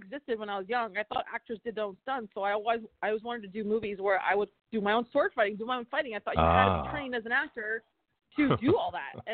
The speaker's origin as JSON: {"language": "English", "region": "Ohio", "country": "United States", "tie": "born or raised there", "also_born_or_lived": "Flint, Michigan", "moved": "as an adult", "said": "I grew up in Ohio."}